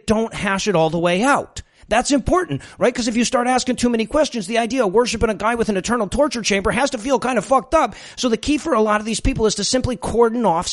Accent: Detroit, Michigan, United States; moved away; Look, I'm from Detroit. We love Halloween in Detroit.

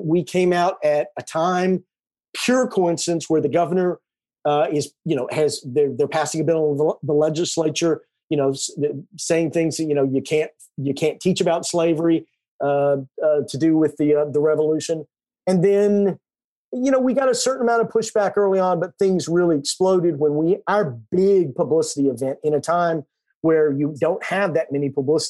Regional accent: Texas, United States

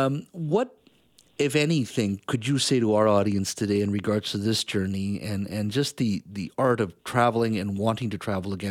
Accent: Williams Lake, British Columbia, Canada; where I grew up in Williams Lake and the Caribou.

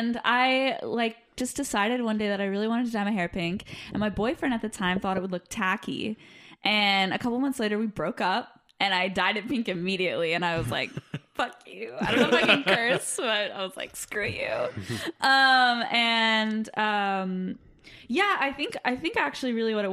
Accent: Los Angeles, California, United States; accent: Valley girl; I grew up in the Valley in LA. I'm a Valley girl

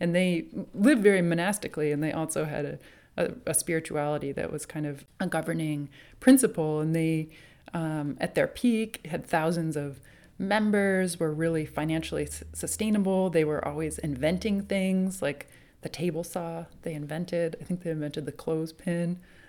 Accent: New England, United States; But I'm from New England. And I think Boston was always the kind of big city to me growing up.

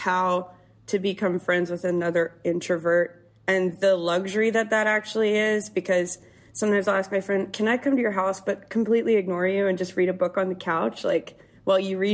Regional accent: Canada; I grew up in Canada, which has, you know, a 6 month winter, give or take.

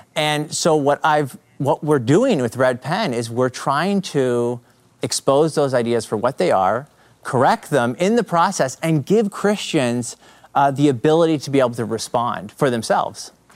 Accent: Canada; accent: Canadian; I'm from Canada. So you might pick up the Canadian accent

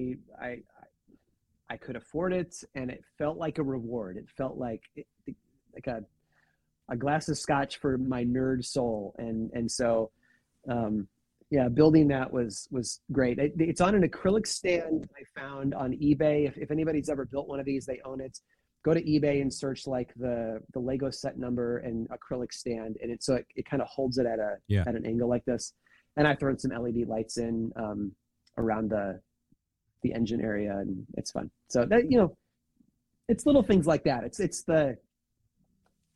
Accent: Central Illinois, United States; Central Illinois

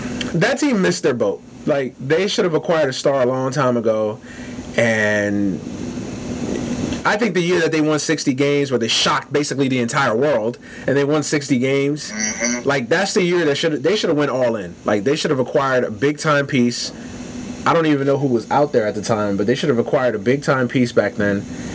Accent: New York City, New York, United States; I grew up in Brooklyn

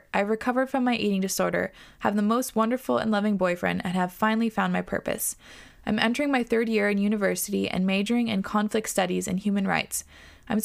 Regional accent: Australia; born or raised there

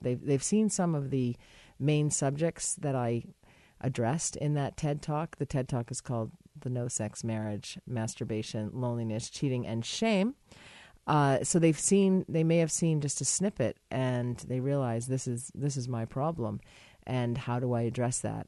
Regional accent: United States; I'm an American

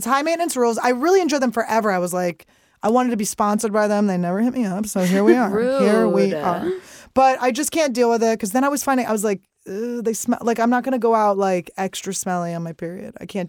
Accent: Philadelphia, Pennsylvania, United States; I'm from Philly

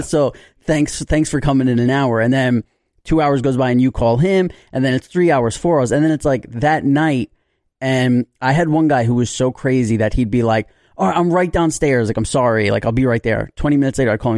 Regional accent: New York City, New York, United States; I had friends back in the day growing up in New York

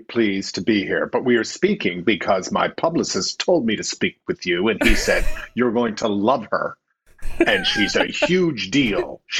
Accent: Newfoundland and Labrador, Canada; Okay, well, I'm from Newfoundland and Labrador, and it's interesting you say it's an independent spirit because Newfoundland was independent until 1949.

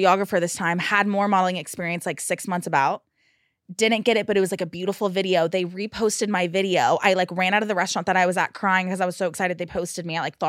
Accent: California, United States; Bay Area, Northern California.

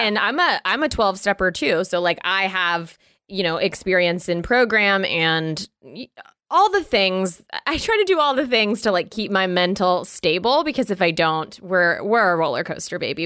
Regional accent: the border of Florida and Georgia, the South, United States; I was raised in the South

